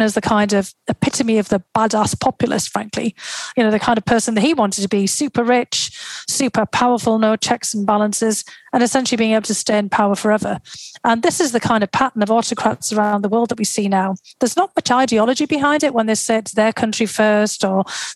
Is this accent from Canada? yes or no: no; North East England, United Kingdom; moved away as an adult; also born or lived in Moscow, Russia; now in United States; to the northeast of England and to my hometown